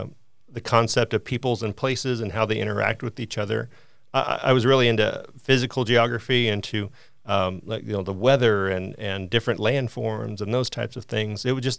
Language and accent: English; Harrisonville, Missouri, United States; So I came to school from Harrisonville, Missouri, and I was involved in the arts heavily